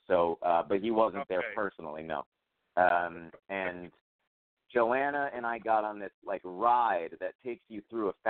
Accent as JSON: {"language": "English", "town": "Brooklyn", "region": "New York", "country": "United States", "said": "and then I tell her no, I'm from Brooklyn and stuff."}